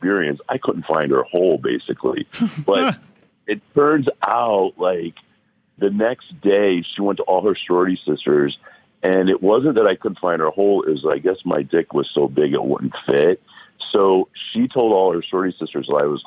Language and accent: English; Cleveland, Ohio, United States; moved away; also born or lived in Miami; I'm from Cleveland, Ohio